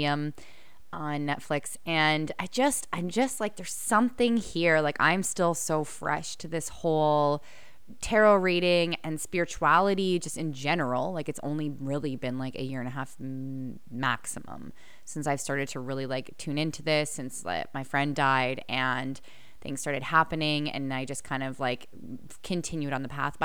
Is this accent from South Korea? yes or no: no; Canada; accent: Canadian; I just feel like I wanted to accentuate my Canadian accent